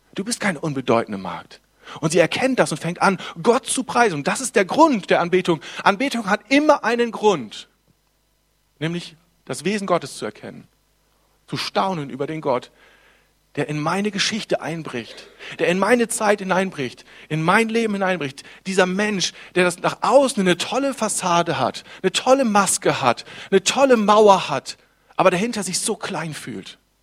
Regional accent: Germany; Ich bin, bin Deutscher. Das heißt also, ich lebe in einem tollen Land.

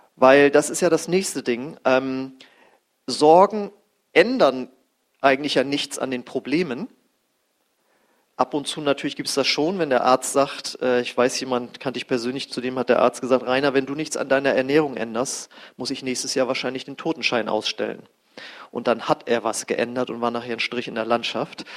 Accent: Germany; unser Land war voll mit Atomkraftwerken

